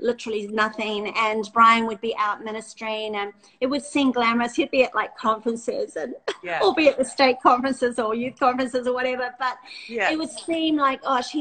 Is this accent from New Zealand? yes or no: yes; New Zealand; I'm a Kiwi girl